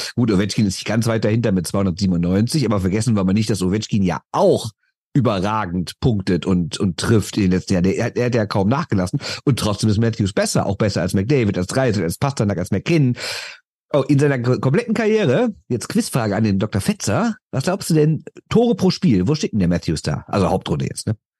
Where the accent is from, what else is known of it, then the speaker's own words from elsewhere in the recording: Düsseldorf, North Rhine-Westphalia, Germany; Ich bin aus Düsseldorf